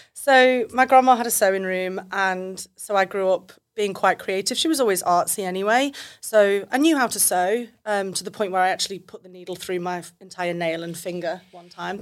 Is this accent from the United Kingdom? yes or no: yes; United Kingdom; now in Australia; I'm British